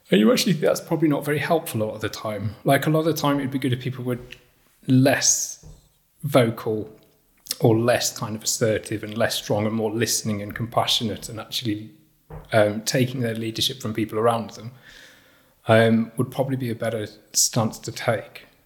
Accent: Rotherham, Yorkshire and the Humber, United Kingdom; born there; I was born in Rotherham. I was made, but in, I was made in Kirklees.

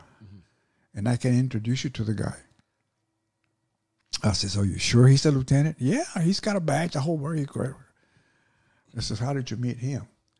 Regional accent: Dallas, Texas, United States; I'm from Dallas. Why would I want to put it

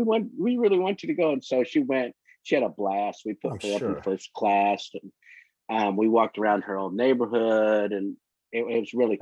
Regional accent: Amarillo, Texas, United States; also born or lived in England / Louisiana / Taiwan / San Antonio; I was an Air Force brat, so I was born in Amarillo, and when I was like a year old, we moved to England.

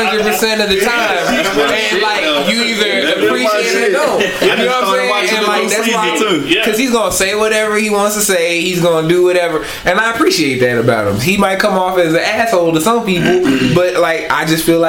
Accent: Philadelphia, Pennsylvania, United States; accent: northern accent; also born or lived in the South; I mean, I'm from Philadelphia, you know what I'm saying? And so, like, I have a northern accent in some instance, but then in some instance I use southern words, you know what I mean? So I was raised down here

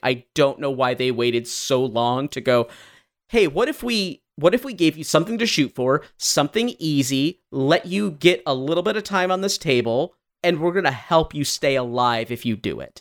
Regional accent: Michigan, United States; we are from Michigan

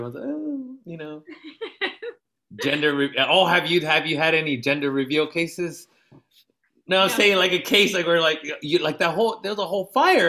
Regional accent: National City, California, United States; also born or lived in Jalisco (ancestry); oh, where are you from? You know, oh, San Diego.

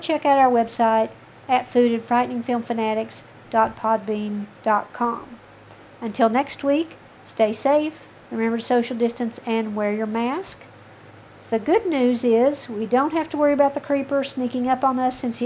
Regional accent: the South, United States; I am from the South

